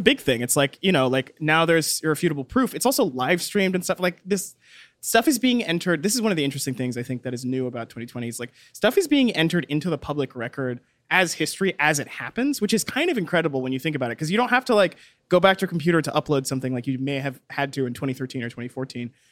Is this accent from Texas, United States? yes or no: yes; Texas, United States; I grew up in Texas. I know what Texan cops are like.